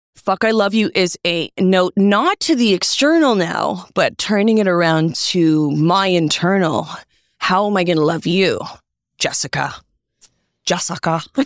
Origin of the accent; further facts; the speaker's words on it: Toronto, Ontario, Canada; I'm from Toronto. I'm going home soon.